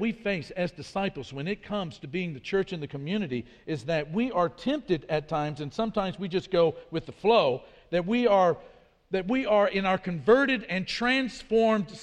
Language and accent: English; Midwest, United States; accent: Midwest American; moved away as an adult; also born or lived in Brasilia, Brazil; my accent was sort of Midwest American at best when it came to speaking Portuguese. And so they would ask, where are you guys from? We'd say the United States